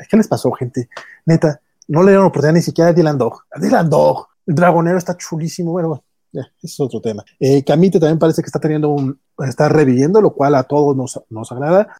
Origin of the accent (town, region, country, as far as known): Mexico